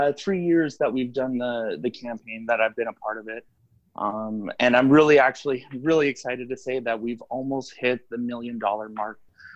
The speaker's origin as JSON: {"language": "English", "town": "Winnipeg", "region": "Manitoba", "country": "Canada", "tie": "born or raised there", "also_born_or_lived": "Vancouver", "said": "My dad's from Libya. My mom's French Canadian, and I was born in Vancouver, actually."}